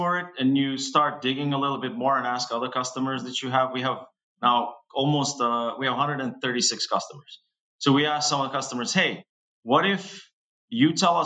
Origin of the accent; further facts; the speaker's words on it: Kosovo; now in Boston, United States; I'm originally from Kosovo, which is, I'm Albanian